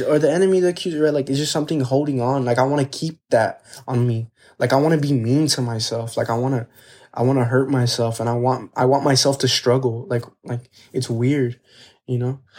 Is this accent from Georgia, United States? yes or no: no; Texas, United States; We're from Texas